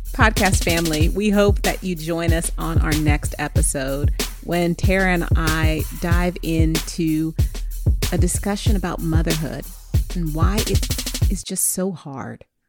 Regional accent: California, United States; I'm from California, West Coast hip hop

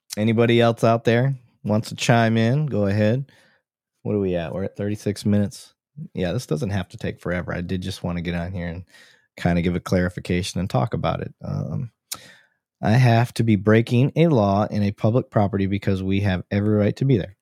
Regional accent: Flint, Michigan, United States; now in Texas, United States; we grew up around Flint, um, Mount Morris area.

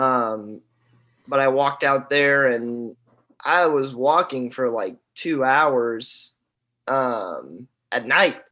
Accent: Boonville, Indiana, United States; moved away as an adult; also born or lived in Murray, Kentucky; I'm from Indiana, Boonville, Indiana.

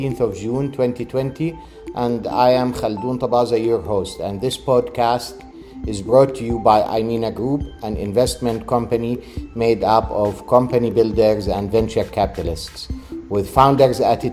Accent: Jordan; in my home country of Jordan

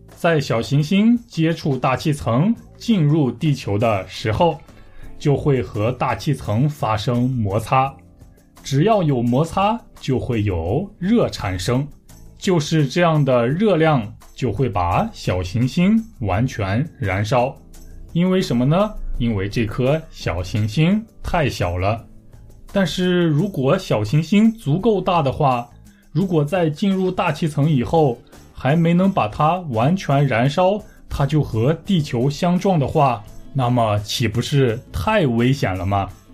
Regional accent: Taiyuan, Shanxi, China; moved away as an adult; now in Busan, South Korea; 我的家乡山西太原

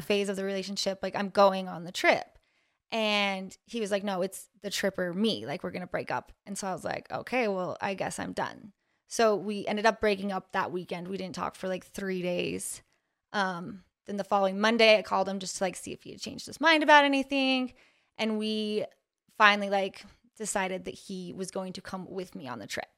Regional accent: Ogden, Utah, United States; born and raised in Ogden, Utah

